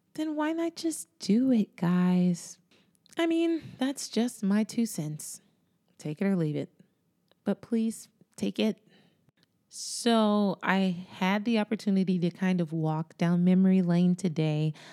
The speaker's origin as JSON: {"language": "English", "region": "Florida", "country": "United States", "said": "Florida is my home state"}